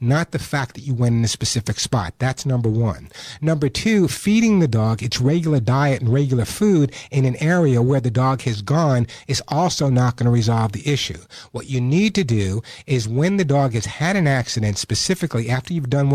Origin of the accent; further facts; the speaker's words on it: New York, United States; accent: New York; my New York accent